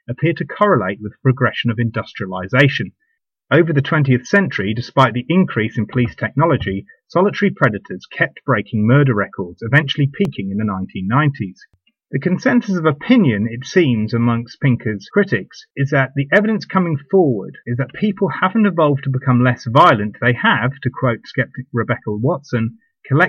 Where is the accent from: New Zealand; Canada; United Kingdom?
United Kingdom; the UK, my home country